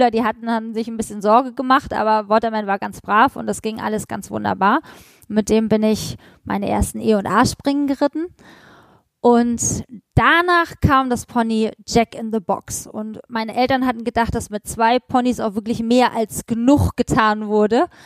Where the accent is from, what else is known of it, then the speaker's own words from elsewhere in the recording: Hamburg, Germany; born there; moved away; Ich bin in Hamburg geboren und ähm, mein Vater hat dann irgendwann gesagt, so jetzt äh, Schluss mit ordentlichem Beruf.